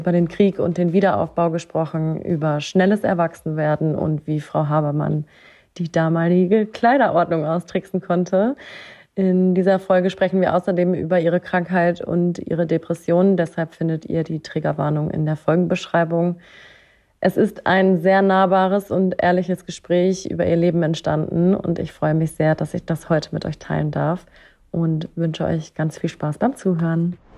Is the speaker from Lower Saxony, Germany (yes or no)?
no; Berlin, Germany; dass ich auch aus Berlin komme